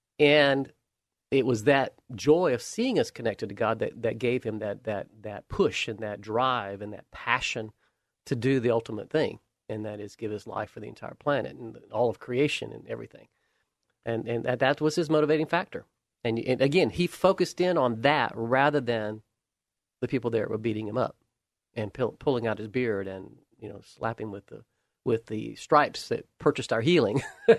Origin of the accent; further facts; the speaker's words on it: the South, United States; I grew up in the South. I understood the context of Alabama and Georgia and the struggles and challenges.